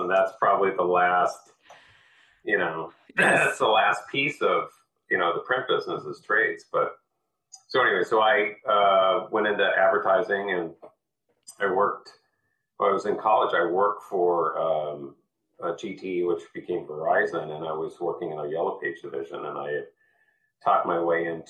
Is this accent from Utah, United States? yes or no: no; Newport Beach, California, United States; born there; also born or lived in New York City; So I was born in Newport Beach, California, and early on my parents got divorced and my mother moved to New York City. So I bounced back and forth between West Coast and East Coast, mm-hmm. kind of two different worlds.